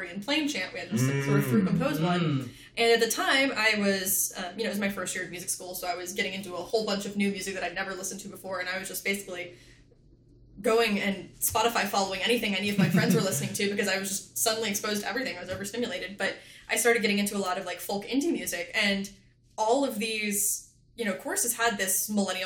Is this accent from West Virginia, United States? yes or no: yes; West Virginia, United States; I grew up in West Virginia